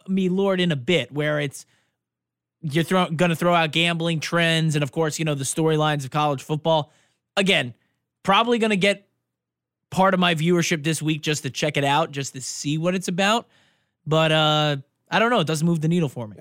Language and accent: English; New York, United States; I'm from New York